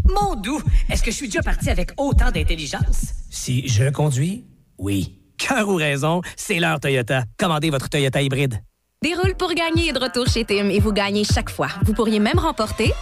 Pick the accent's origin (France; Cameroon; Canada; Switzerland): Canada; Sainte-Anne-de-la-Pérade, Quebec; Moi, je suis de Saint-Anne